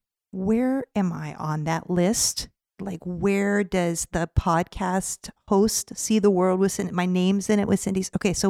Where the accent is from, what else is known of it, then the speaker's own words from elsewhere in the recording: San Diego, California, United States; moved away; my hometown of San Diego